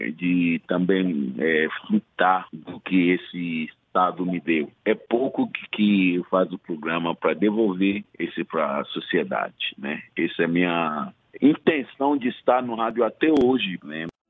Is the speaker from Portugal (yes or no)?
no; Ghana; Portuguese is a second language; moved away as an adult; also born or lived in São Paulo, Brazil; now in Salvador, Brazil; Eu sou de Cana